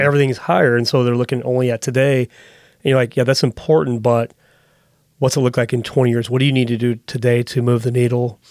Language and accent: English; United States; as an American